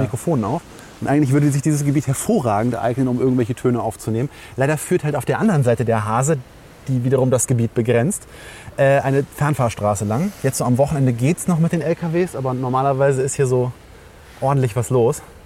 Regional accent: Langenfeld, North Rhine-Westphalia, Germany; moved away; ich komme aber aus Langenfeld, was eben so zwischen zwei Großstädten liegt

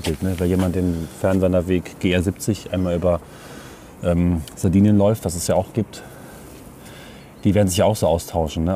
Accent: Northern Germany, Germany; moved away; diese Holzelemente, die mich an meine Heimat erinnern

